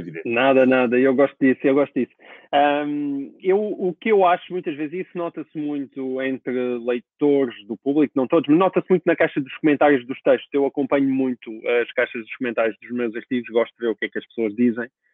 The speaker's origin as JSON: {"language": "Portuguese", "country": "Portugal", "said": "eu quero como português"}